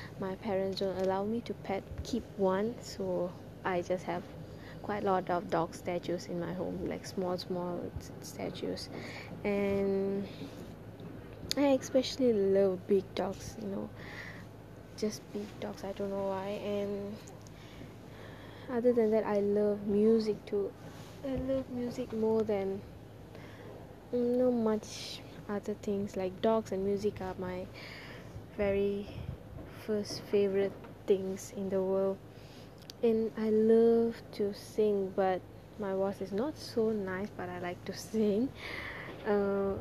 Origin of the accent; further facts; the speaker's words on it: Kajang, Selangor, Malaysia; also born or lived in Sungai Besi, Kuala Lumpur; I studied my primary education in SJKT Sungai Besi and continued my secondary education in SMK Bandar Baru Sungai Long, and I'm from Cheras Kajang, somewhere near Sungai Long